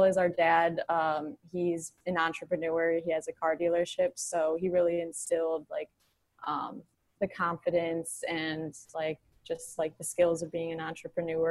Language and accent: English; Plymouth, Michigan, United States; now in Detroit, United States; I am from Plymouth, Canton area, and I am now in downtown Detroit